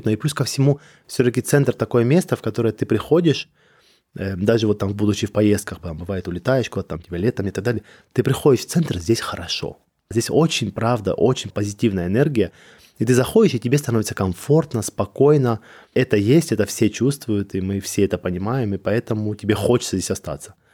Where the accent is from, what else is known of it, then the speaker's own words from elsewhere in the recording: Georgia; я грузин, это Кавказ